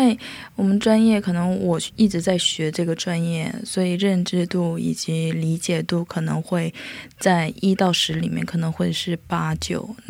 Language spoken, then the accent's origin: Chinese; China; moved away as an adult; now in South Korea; 因为我是在中国长大，